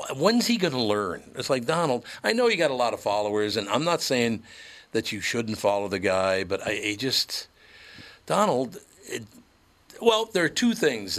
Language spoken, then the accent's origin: English; Minneapolis, Minnesota, United States; Growing up in North Minneapolis, which was a Catholic